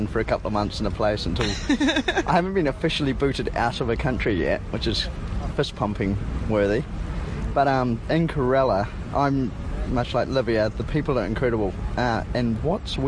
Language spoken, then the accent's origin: English; New Zealand; moved away; I'm the token Kiwi